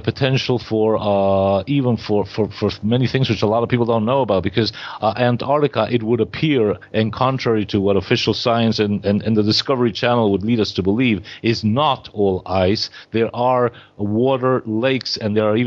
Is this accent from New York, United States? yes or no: yes; New York City, New York, United States; now in Argentina; I was brought up in New York City. In the 1960s, I went to school